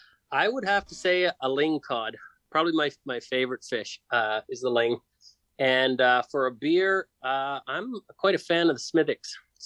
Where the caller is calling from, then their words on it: Prince George, British Columbia, Canada; It's my bedroom in Prince George, British Columbia. That's home base for us.